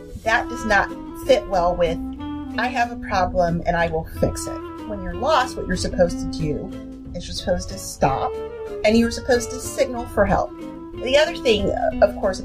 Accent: Washington, D.C. area, District of Columbia, United States; When I was older, we lived right next to Sligo Creek, which is a major creek system that runs through around D.C.

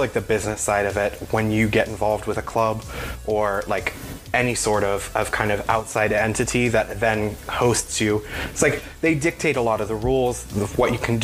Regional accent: Bay Area, California, United States; growing up in the Bay Area

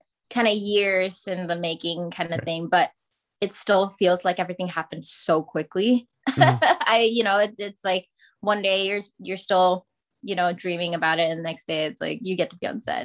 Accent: Singapore; accent: Singlish; moved away as an adult; also born or lived in New Mexico, United States / Arizona, United States; now in United States; I was born and raised in Singapore

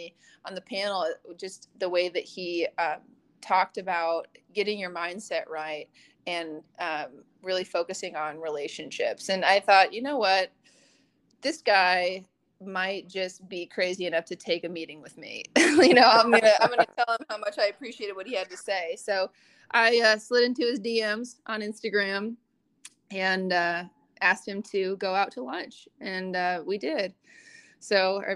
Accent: Des Moines, Iowa, United States; also born or lived in Oregon; now in Nashville, United States; my hometown in Des Moines

